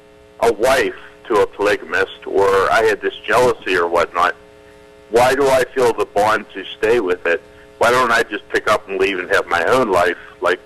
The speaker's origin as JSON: {"language": "English", "region": "East Coast", "country": "United States", "moved": "yes", "said": "I'm coming from the East Coast, and I moved out here about 2 years ago."}